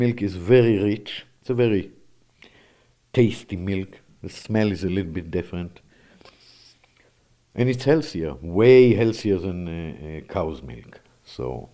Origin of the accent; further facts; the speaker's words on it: Israel; now in Wisconsin, United States; I came from the Holy Land